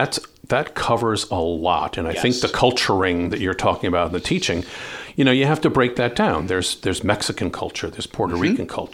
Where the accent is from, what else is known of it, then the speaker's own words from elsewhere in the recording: Ireland; I'm Irish. We love your food.